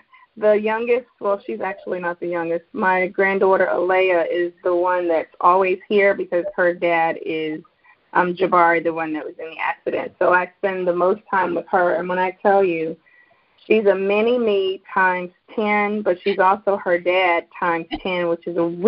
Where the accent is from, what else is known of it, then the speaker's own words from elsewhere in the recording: Germany; also born or lived in Charlotte, North Carolina, United States; I am originally from Charlotte, North Carolina. My father was in the military, in the Army, so I grew up overseas, mainly in Germany.